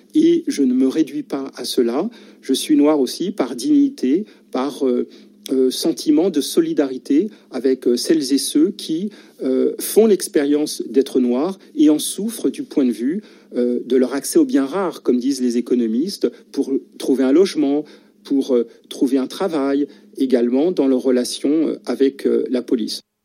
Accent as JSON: {"language": "French", "country": "France", "said": "Je suis un Français noir"}